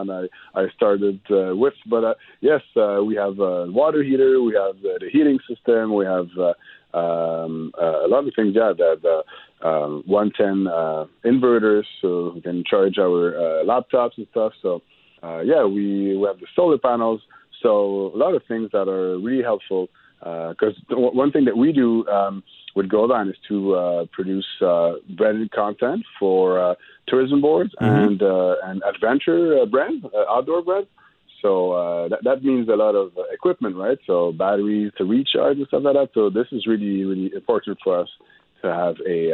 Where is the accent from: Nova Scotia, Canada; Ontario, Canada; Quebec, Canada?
Quebec, Canada; Montreal; I'm from Montreal